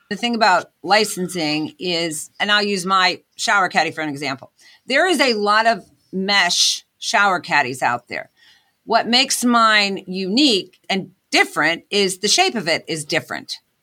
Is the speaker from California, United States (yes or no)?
no; Pittsburgh, Pennsylvania, United States; moved away as an adult; also born or lived in Scranton, Pennsylvania; I'm originally from Pittsburgh, P